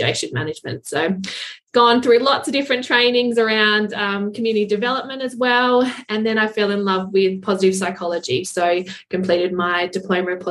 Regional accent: Adelaide, South Australia, Australia; moved away as an adult; now in Alford, Australia; I'm from Adelaide, 2.5 hours from where I live now

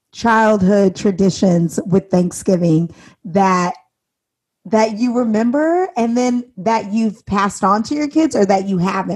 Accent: Indiana, United States; because I'm from Indiana

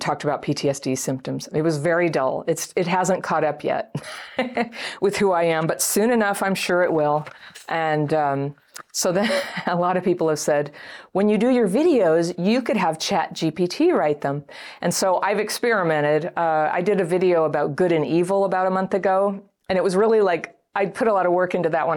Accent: United States; I'm American

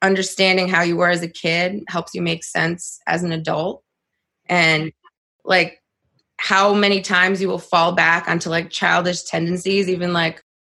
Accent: upstate New York, United States; also born or lived in Moldova; my family immigrated to upstate New York when I was 5 from Moldova

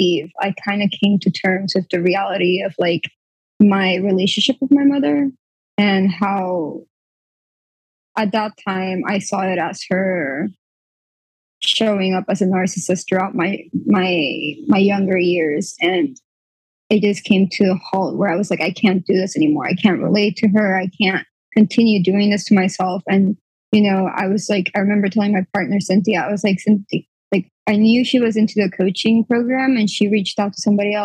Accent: Puerto Rico; I'm from Puerto Rico

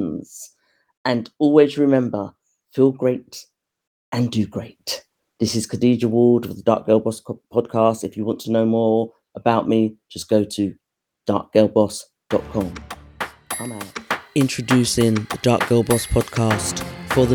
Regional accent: United Kingdom; we were raised in Britain, but within our household, we were brought up within Caribbean households

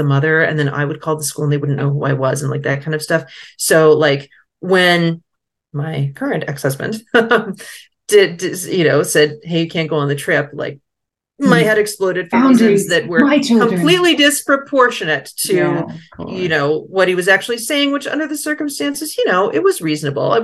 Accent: United States; now in France; I am American, but I'm not rich

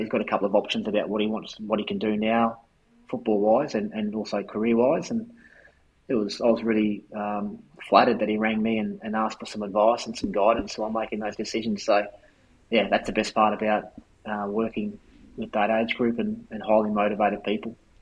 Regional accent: Brisbane, Queensland, Australia; moved away; also born or lived in Adelaide; I grew up in Brisbane.

